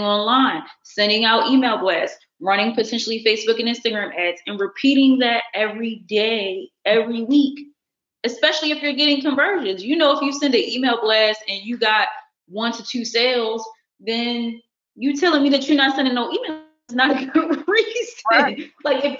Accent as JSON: {"language": "English", "town": "Baltimore", "region": "Maryland", "country": "United States", "moved": "yes", "lives_now": "Los Angeles, United States", "said": "I'm from Baltimore City"}